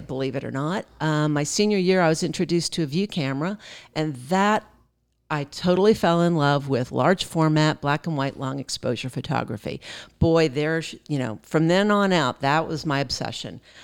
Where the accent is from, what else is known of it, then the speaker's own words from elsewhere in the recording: Pennsylvania, United States; now in Fort Worth, United States; I'm from Pennsylvania, but I have lived here in Texas a big part of my life